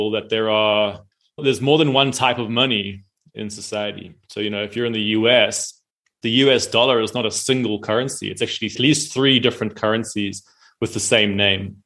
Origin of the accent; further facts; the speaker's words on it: South Africa; I'm from South Africa.